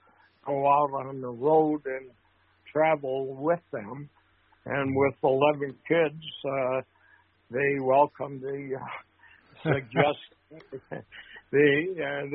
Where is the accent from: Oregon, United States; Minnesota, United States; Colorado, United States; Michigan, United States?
Minnesota, United States; St. Paul; I grew up in St. Paul in an area called the West Side Flats, which is along the Mississippi River